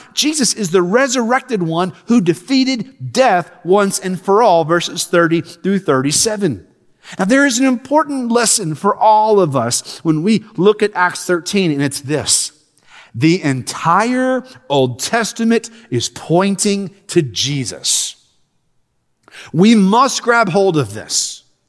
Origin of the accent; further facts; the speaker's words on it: Lexington, Kentucky, United States; moved away as an adult; now in Alabama, United States; I'm born and raised in Lexington.